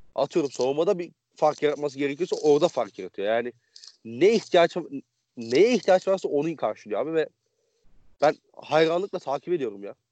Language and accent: Turkish; Konya, Turkey